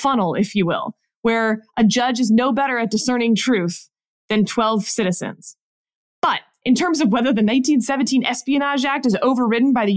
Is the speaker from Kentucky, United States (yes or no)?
no; Houston, Texas, United States; moved away; Houston, my hometown